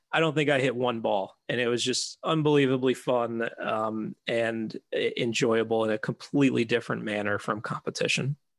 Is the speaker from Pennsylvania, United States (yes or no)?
yes; Philadelphia, Pennsylvania, United States; now in Chicago, United States; I grew up in Philadelphia, and, uh, before we moved out to Chicago